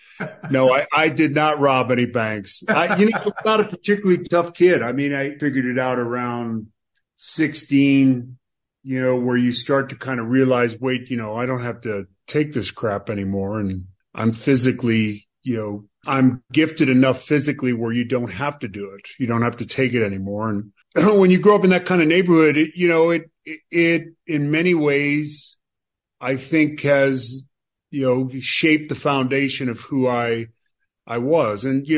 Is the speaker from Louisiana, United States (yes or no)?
no; Boston, Massachusetts, United States; I grew up in Charlestown, Massachusetts, right in the city of Boston.